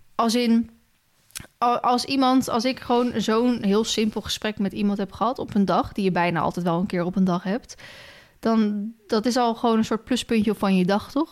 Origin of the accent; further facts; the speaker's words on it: Loenen, Gelderland, Netherlands; also born or lived in Ede; uit Loenen